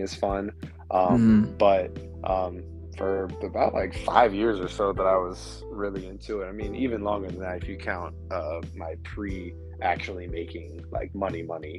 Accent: Clearwater, Florida, United States; moved away as an adult; now in Orlando, United States; I'm originally from Clearwater, Florida. That's near, over on the west side near Tampa. But I've stayed in Orlando since 2014

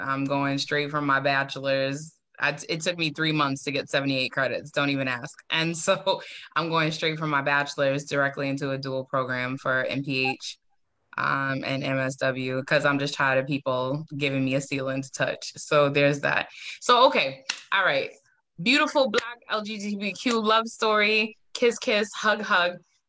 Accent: Boston, Massachusetts, United States; I'm from Boston, born

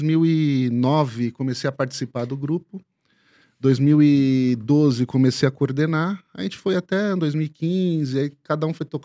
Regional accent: Brazil; Às vezes, próprias pessoas da Zona Norte, de onde eu sou, não conhecem a totalidade do que é a Zona Norte.

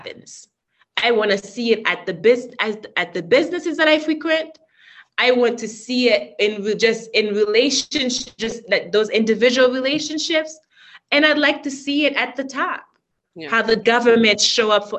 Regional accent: Haiti; moved away; when I was growing up in Haiti

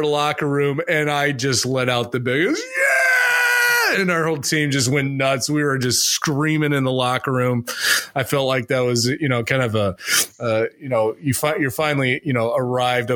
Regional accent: Arizona, United States; growing up in Arizona

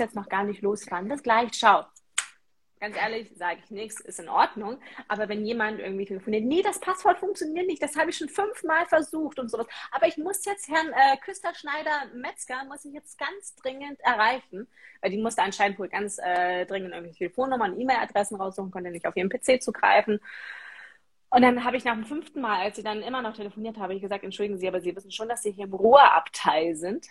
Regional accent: Osterode am Harz, Lower Saxony, Germany; bei uns in Osterode am Harz

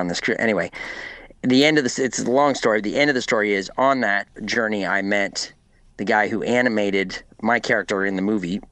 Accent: Walkerton, Ontario, Canada; also born or lived in Clifford, Ontario; now in United States; growing up in Walkerton

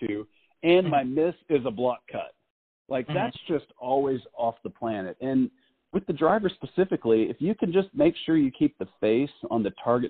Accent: Texas, United States; I'm from Texas

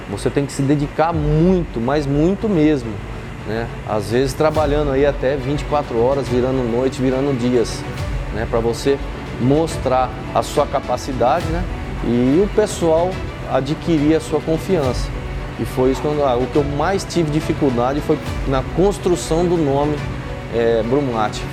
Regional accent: Osvaldo Cruz, São Paulo, Brazil; moved away as an adult; also born or lived in Buritama, São Paulo; Eu saí de Oswaldo Cruz, fui para Buritama, uma cidadezinha aqui perto de Araçatuba

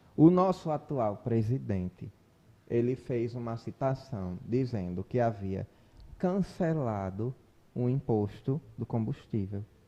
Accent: Brazil; embora eu entenda como brasileiro

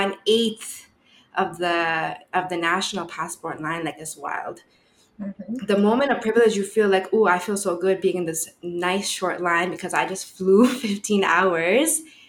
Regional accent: Bangladesh; now in Canada; oh, I'm Bengali. I'm from Bangladesh.

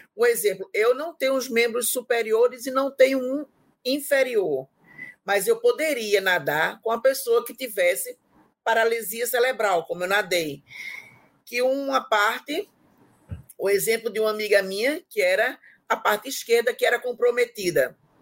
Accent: Timbaúba, Pernambuco, Brazil; moved away as an adult; now in João Pessoa, Brazil; minha mãe me matriculou em uma escola de pintura lá na minha cidade, em Timbaúba, que é de Pernambuco

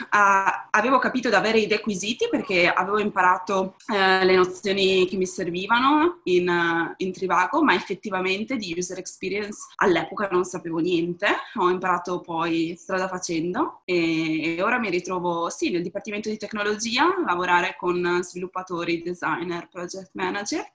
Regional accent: province of Treviso, Veneto, Italy; moved away as an adult; now in Amsterdam, Netherlands; nata e cresciuta in provincia di Treviso, da quattro anni vivo ad Amsterdam

